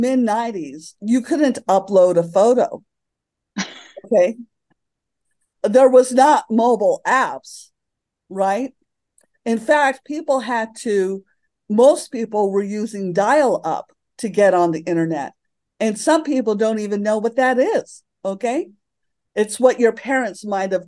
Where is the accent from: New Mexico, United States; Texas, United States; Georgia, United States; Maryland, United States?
New Mexico, United States; Santa Fe; moved away; also born or lived in Alameda / San Francisco; I bought a house in Santa Fe, where I live now, which is my hometown.